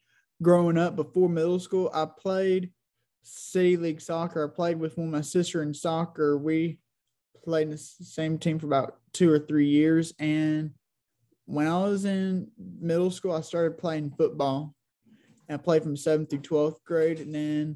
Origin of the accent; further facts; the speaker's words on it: Olive Branch, Mississippi, United States; I'm from Olive Branch, Mississippi